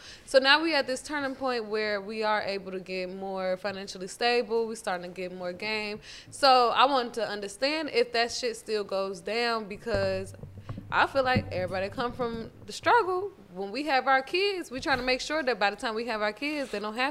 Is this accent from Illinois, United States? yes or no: yes; Chicago, Illinois, United States; I'm from Chicago